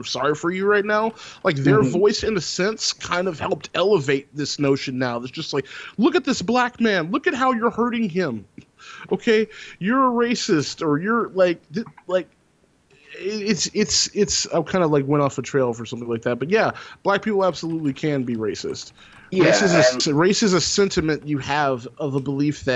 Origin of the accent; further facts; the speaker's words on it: Texas, United States; growing up in Texas and growing up in the South